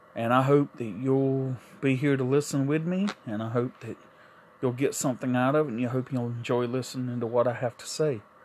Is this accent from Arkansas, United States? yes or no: no; South Carolina, United States; moved away as an adult; also born or lived in New York; I moved back from New York to South Carolina, where I'm originally from.